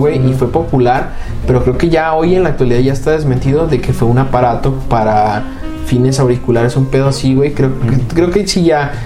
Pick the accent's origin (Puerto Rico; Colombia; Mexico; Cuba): Mexico; como mexicanos